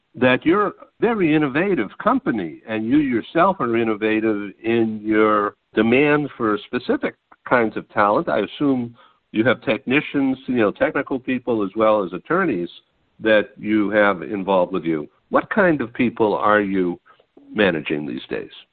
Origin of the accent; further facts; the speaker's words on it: Boston, Massachusetts, United States; now in California, United States; I'm a gringo from Boston originally, transplanted Californian